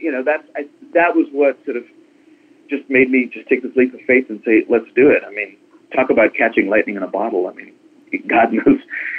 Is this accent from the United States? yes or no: no; India; if you were to talk to me on the phone and didn't know I was … from India, you may not even guess I'm Indian.